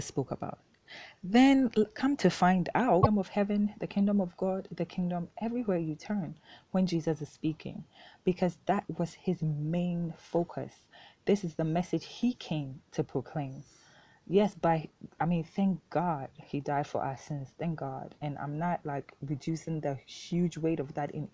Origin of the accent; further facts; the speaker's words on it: Ghana; first language Twi; English is a second language; my native tongue of Twi here in Ghana